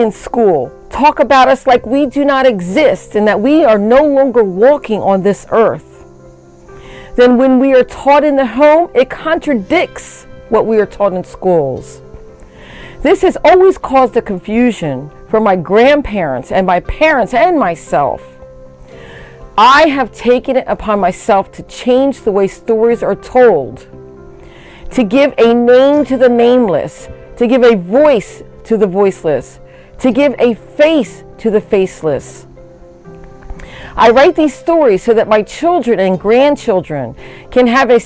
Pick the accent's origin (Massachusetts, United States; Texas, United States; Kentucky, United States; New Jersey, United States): New Jersey, United States; Bridgeton; I am from the Nanticoke Lenape Nation in Bridgeton, New Jersey